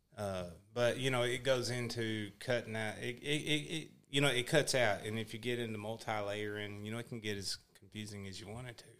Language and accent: English; Texas, United States; I'm from Texas